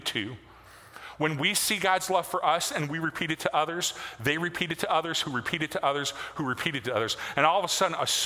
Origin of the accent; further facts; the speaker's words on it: Michigan, United States; moved away; my hometown